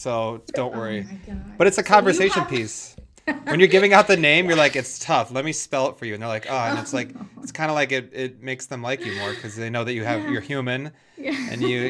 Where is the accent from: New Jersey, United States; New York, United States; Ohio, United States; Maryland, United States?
New York, United States; Rochester; now in Miami, United States; Upstate New York, Rochester.